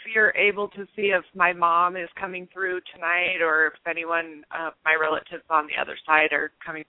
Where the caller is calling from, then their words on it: Spokane, Washington, United States; I'm calling from Spokane, Washington.